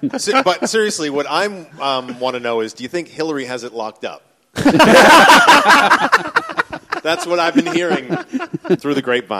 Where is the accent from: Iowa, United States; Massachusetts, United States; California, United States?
Massachusetts, United States; Boston; now in Australia; I grew up in Boston, Massachusetts, where Kennedy is from. Yeah. My mother was Irish.